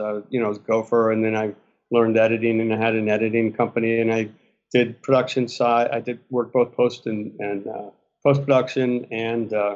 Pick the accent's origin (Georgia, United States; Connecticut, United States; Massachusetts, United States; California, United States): Connecticut, United States; Westport; moved away as an adult; also born or lived in Steamboat Springs, Colorado; I grew up in Westport, Connecticut.